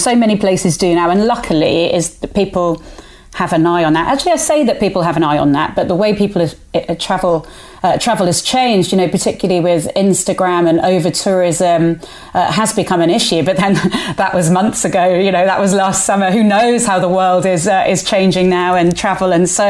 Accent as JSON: {"language": "English", "region": "Andalusia", "country": "Spain", "tie": "born or raised there", "said": "I grew up on the Costa del Sol, and Torremolinos was apparently a beautiful place back in the..."}